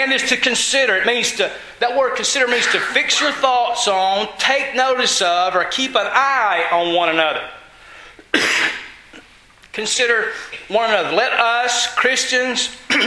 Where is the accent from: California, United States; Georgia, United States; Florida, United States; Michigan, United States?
Georgia, United States; I'm from Georgia